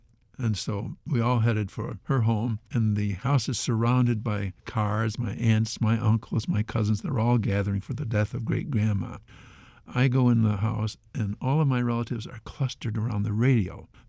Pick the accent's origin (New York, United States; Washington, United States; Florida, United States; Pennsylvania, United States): New York, United States; Gloversville; in my hometown, which is Gloversville, New York